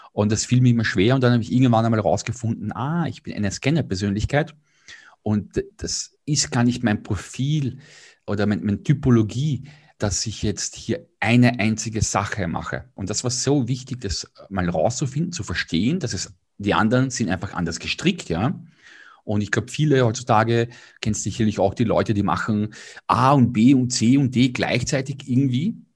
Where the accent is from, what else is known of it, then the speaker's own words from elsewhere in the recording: Vienna, Austria; Ich bin Wiener, äh, habe bis vor drei Jahren dort gelebt